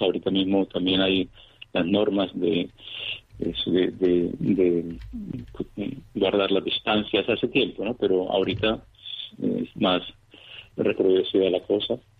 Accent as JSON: {"language": "Spanish", "town": "Cañasgordas", "region": "Antioquia", "country": "Colombia", "tie": "born or raised there", "also_born_or_lived": "Venezuela", "moved": "as an adult", "lives_now": "Moscow, Russia", "said": "nací en Colombia, en un pequeño poblado de, Antioquia, en Cañas Gordas."}